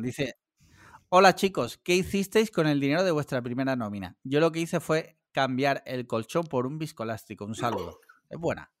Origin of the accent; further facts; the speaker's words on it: Andalusia, Spain; yo no soy valenciano, ni murciano, ni nada, yo soy andaluz